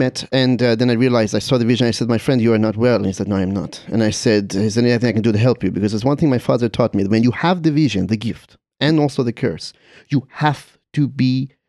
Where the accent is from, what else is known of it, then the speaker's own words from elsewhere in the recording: Czechia; I'm from the Czech Republic, and we have some of the best sausages in the world.